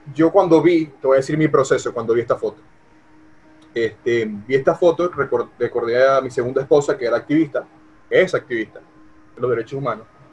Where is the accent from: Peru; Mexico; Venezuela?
Venezuela; now in United States; como venezolano